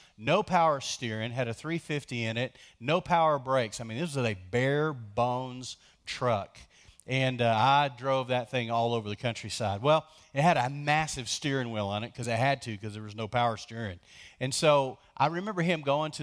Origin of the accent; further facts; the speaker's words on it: Lubbock, Texas, United States; also born or lived in between Post and Tahoka, Texas; I grew up in Lubbock